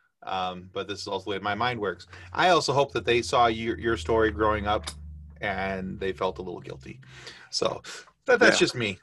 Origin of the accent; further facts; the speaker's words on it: Michigan, United States; I grew up in Michigan. I was a huge Tigers fan